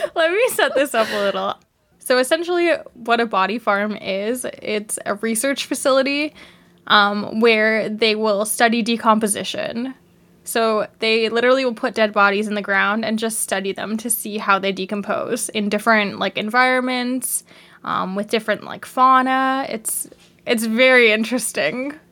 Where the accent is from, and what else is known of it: Canada; accent: Canadian